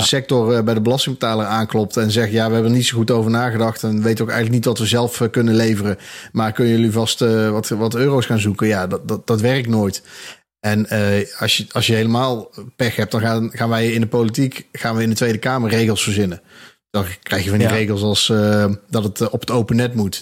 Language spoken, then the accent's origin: Dutch; Eindhoven, North Brabant, Netherlands; now in Breda, Netherlands; Ja, ik kom oorspronkelijk uit Eindhoven. Dus ik ben in mijn twintigste ongeveer ben ik naar Breda verhuisd.